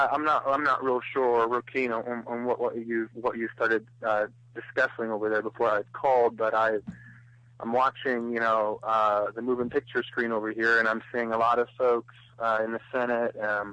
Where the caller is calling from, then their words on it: Ohio, United States; also born or lived in Los Angeles; I'm calling from Ohio, actually.